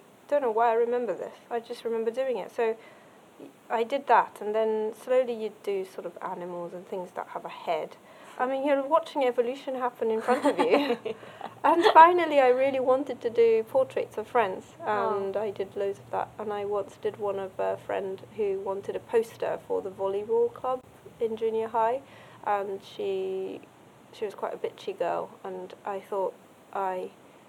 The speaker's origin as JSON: {"language": "English", "country": "Japan", "tie": "born or raised there", "said": "I grew up in Japan"}